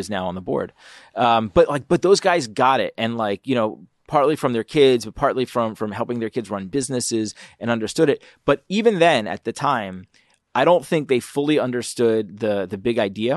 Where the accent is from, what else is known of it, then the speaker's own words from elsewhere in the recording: Philadelphia, Pennsylvania, United States; now in Detroit, United States; I'm from Philly